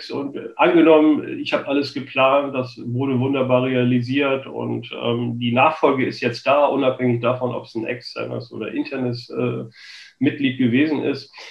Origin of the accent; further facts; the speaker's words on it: Kiel, Schleswig-Holstein, Germany; Ich komme ja ursprünglich aus Kiel, da kann ich sagen, dagegen ist Hamburg Herz ist offen